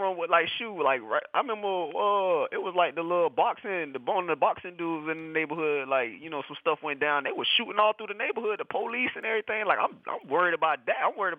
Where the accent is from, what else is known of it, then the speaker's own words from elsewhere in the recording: St. Petersburg, Florida, United States; I'm from St. Petersburg, Florida, of course.